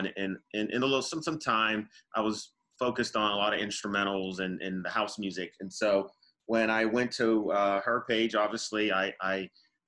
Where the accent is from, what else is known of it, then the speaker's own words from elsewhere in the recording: East Coast, United States; I'm from United States, East Coast